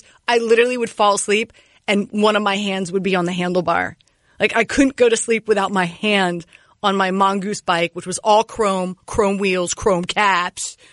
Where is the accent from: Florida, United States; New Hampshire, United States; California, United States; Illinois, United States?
Florida, United States; Miami; Born and raised in Miami, grew up in the late 70s.